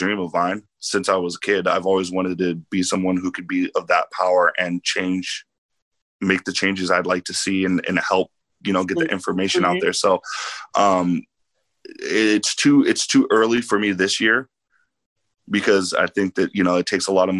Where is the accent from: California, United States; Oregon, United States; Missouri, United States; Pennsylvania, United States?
Oregon, United States; Lane County; growing up in Lane County, we all know it's predominantly white.